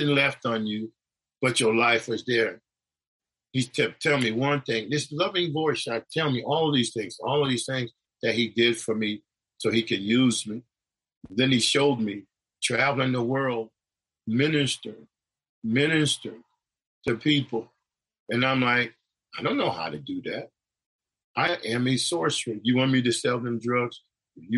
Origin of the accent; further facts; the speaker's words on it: New York, United States; also born or lived in Connecticut; where I grew up in New York and the place in Connecticut